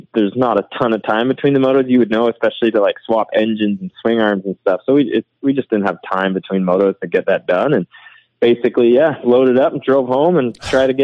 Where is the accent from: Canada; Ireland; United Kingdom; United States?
Canada; East Coast; I'm from the East Coast